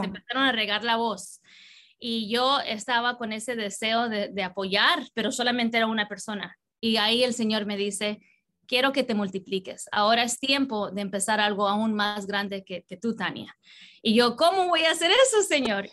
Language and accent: Spanish; Southern California, United States; also born or lived in New York / Colombia (parents); a los cuatro años vine a vivir en California y eh, casi siempre en el sur de California